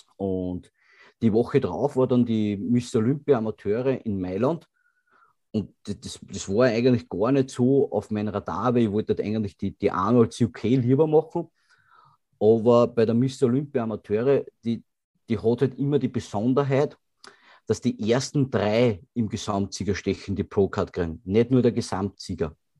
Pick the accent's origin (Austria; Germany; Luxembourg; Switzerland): Austria; Grafenwörth, Lower Austria; es gibt niemanden in Grafenwörth, der mich nicht kennt